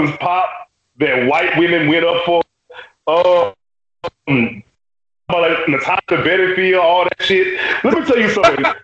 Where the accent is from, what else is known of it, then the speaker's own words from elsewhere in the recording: Louisiana, United States; I'm from Louisiana